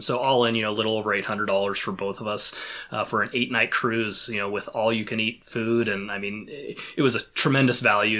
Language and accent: English; Pacific Northwest, United States; growing up in the Pacific Northwest the way that I have